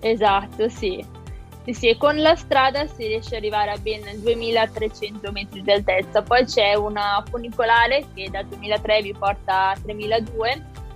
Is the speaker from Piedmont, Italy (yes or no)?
no; Malpensa area, Lombardy, Italy; moved away as an adult; now in Milan, Italy; sono Regione A della zona di Malpensa, quindi non mi sono spostata di molto